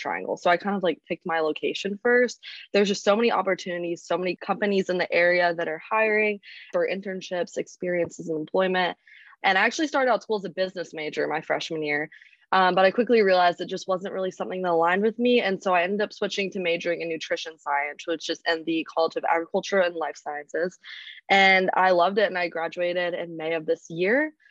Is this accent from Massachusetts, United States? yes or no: no; Charlotte, North Carolina, United States; I'm from Charlotte, North Carolina.